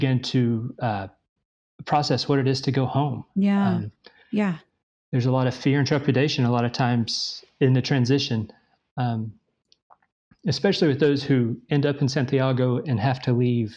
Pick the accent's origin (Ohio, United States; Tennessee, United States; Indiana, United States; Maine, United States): Tennessee, United States; East; I was born and raised in East Tennessee